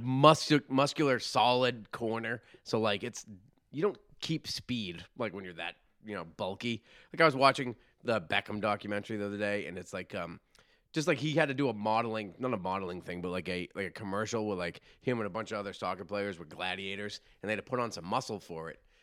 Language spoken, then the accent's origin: English; Massachusetts, United States